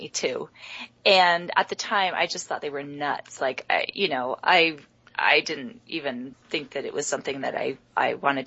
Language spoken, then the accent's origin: English; New York City, New York, United States; moved away as an adult; also born or lived in San Francisco / Boston; now in Salt Lake City, United States; I grew up in Manhattan